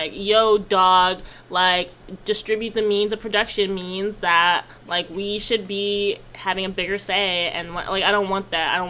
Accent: Maryland, United States; I'm from Maryland.

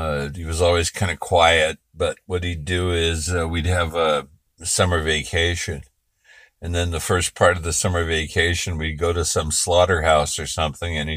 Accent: Berkeley, California, United States; I was born in Berkeley, California.

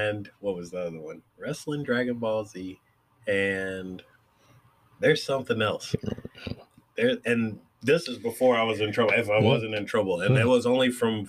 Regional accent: Gifford, Florida, United States; growing up in Gifford

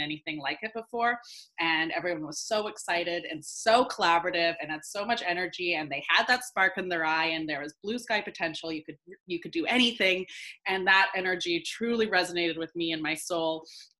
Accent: Vancouver, British Columbia, Canada; moved away as an adult; now in Los Angeles, United States; I currently live in LA, but I'm from Vancouver

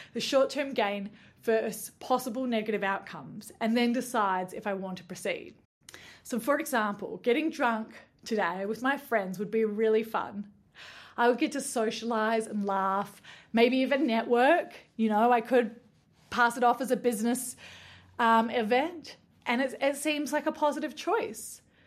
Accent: Nimbin, New South Wales, Australia; now in New Zealand; But in Nimbin, where I grew up

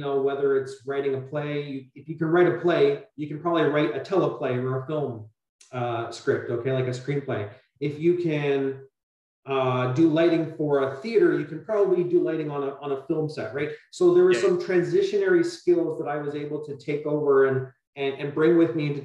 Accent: Burlington, Ontario, Canada; I grew up in Burlington, which is very much of a suburb

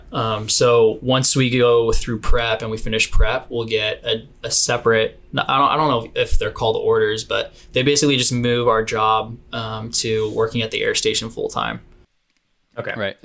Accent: Arroyo Grande, California, United States; also born or lived in San Luis Obispo, California; I'm from I'm from the Central Coast of California. Um, I went to high school uh, in San Luis Obispo, but I grew up in this small town just south of there called Arroyo Grande

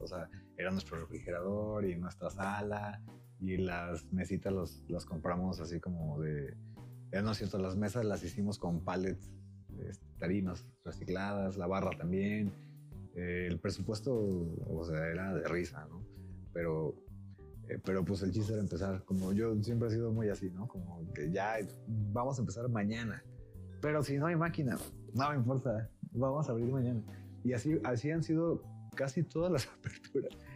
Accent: Manzanillo, Colima, Mexico; yo soy de, Colima, de Manzanillo particularmente

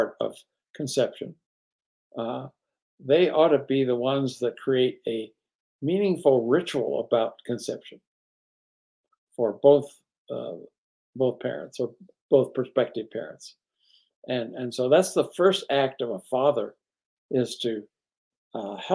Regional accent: East Coast, United States; I grew up on the East Coast

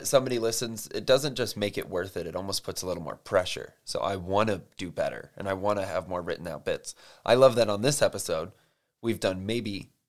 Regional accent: Ireland; I'm Irish. I know a good potato when I see one.

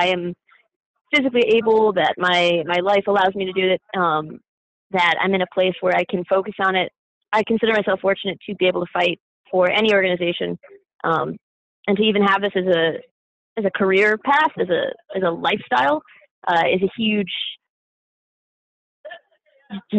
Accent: Greensboro, North Carolina, United States; also born or lived in Miami, Florida; I was born in Miami, Florida. Grew up in kind of the Greensboro area of North Carolina

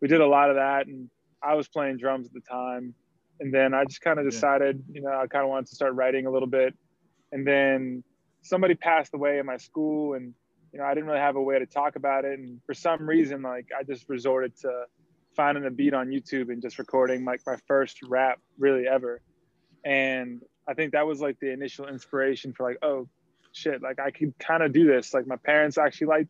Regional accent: Raleigh, North Carolina, United States; now in Charleston, United States; Originally from Raleigh, North Carolina

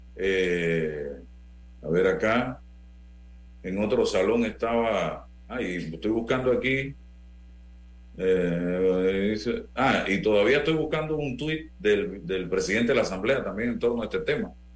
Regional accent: Panama; como panameño

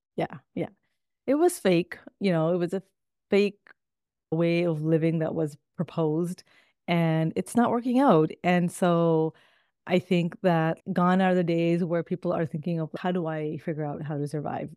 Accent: Toronto, Ontario, Canada; also born or lived in Midwest, United States; now in United States; I actually grew up in Toronto, Canada.

